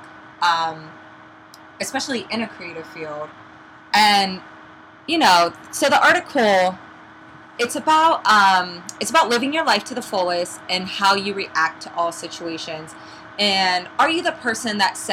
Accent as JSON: {"language": "English", "region": "Midwest", "country": "United States", "moved": "as an adult", "lives_now": "New York City, United States", "said": "I'm originally from the Midwest, and I've been in New York City for 8 years now"}